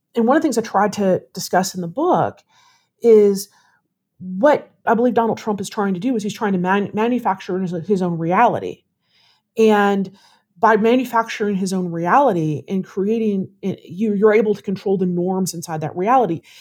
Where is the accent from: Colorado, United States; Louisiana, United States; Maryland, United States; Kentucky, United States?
Kentucky, United States; Louisville; moved away as an adult; also born or lived in South Carolina / Florida; now in Austin, United States; Louisville, Kentucky.